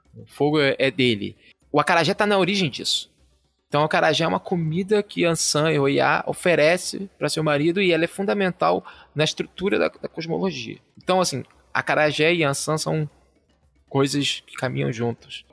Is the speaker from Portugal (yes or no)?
no; Rio de Janeiro, Brazil; eu sou né, carioca